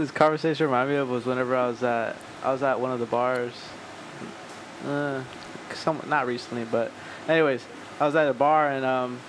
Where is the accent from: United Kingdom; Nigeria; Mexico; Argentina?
Mexico; I'm actually Mexican.